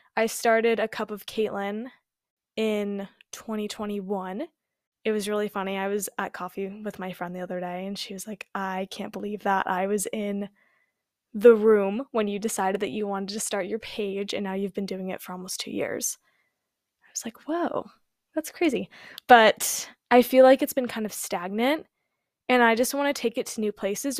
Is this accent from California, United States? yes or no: yes; California, United States; I was born and raised in California